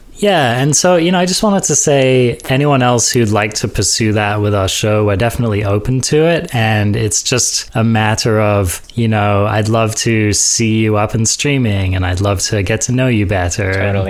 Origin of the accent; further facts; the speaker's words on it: United Kingdom; I'm British.